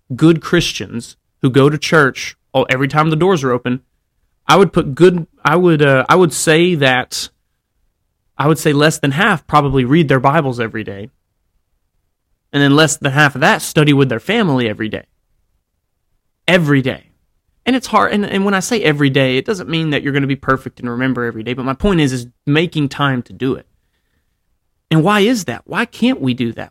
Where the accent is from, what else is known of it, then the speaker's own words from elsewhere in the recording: Alabama, United States; I grew up in Alabama